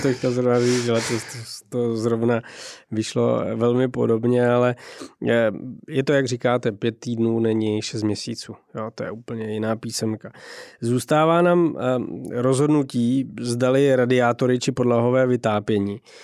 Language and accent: Czech; Czechia; každý, kdo jako z Čech